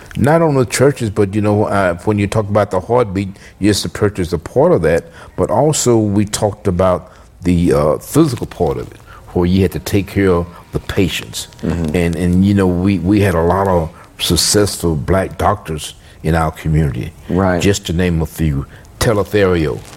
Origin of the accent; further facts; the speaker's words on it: Tyler, Texas, United States; I'm from Tyler